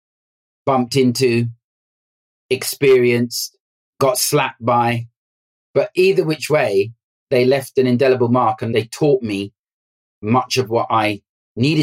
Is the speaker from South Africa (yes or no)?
no; London, United Kingdom; I grew up in West London